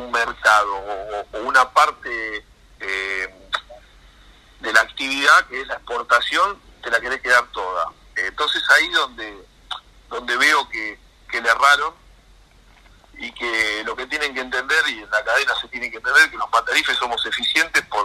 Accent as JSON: {"language": "Spanish", "country": "Argentina", "said": "que también nos perjudica como pueblo, como argentinos, porque de última eh, es lo que somos"}